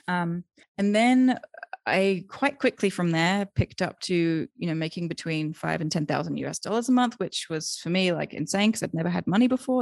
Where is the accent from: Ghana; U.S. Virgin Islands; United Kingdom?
United Kingdom; moved away as an adult; also born or lived in Thailand / Germany / Austria; now in Guanajuato, Mexico; I'm originally from the U K. I have, um, dual citizenship with the U S, but I grew up in the U K.